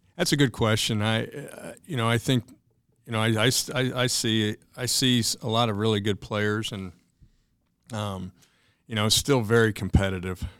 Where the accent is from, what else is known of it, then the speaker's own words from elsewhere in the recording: Indiana, United States; moved away as an adult; back to my home state here, going on seven years